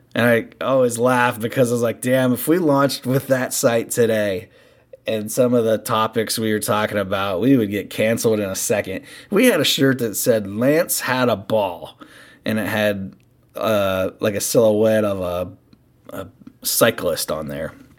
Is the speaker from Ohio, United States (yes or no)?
yes; Cincinnati, Ohio, United States; We are from Cincinnati and we're local